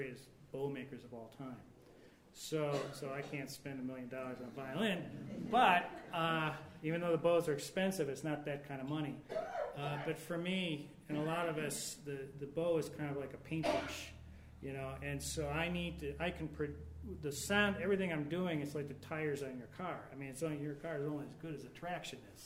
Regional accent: Cleveland, Ohio, United States; I grew up in Cleveland, Ohio

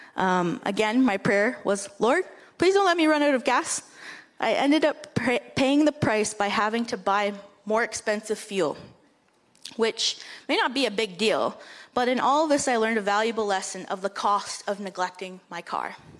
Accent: Moose Deer Point, Ontario, Canada; I come from a small village, a reservation of about 400 people that is north of your church by six hours, called Moose Deer Point or Flat Rock

